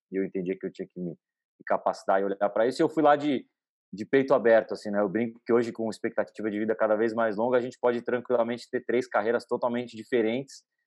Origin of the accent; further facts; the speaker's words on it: São Paulo, Brazil; eu nasci e cresci em São Paulo